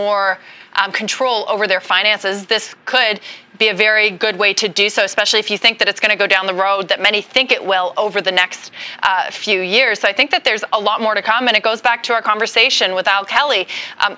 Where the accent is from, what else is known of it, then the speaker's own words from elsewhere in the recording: Canada; moved away as an adult; now in United States; I'm Canadian